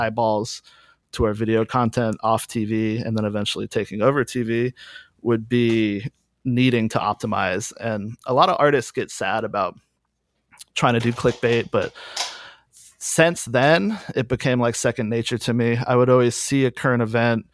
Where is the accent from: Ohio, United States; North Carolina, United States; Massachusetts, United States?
North Carolina, United States; Durham; moved away as an adult; also born or lived in Chicago; I grew up in Durham, North Carolina, around Chapel Hill in the Carborough merge record scene